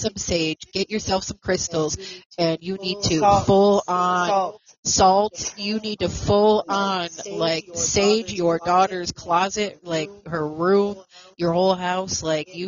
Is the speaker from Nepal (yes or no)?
no; Buffalo, New York, United States; I was also born and raised in Buffalo, New York as well. That is my hometown. That is where I am from.